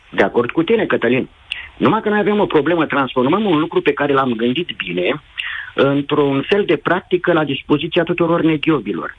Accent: Bacău, Bacău County, Romania; eu sunt din Bacău

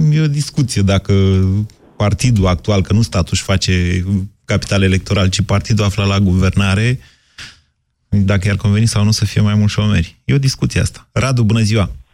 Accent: Drobeta-Turnu Severin, Mehedinți County, Romania; eu sunt de la Severin

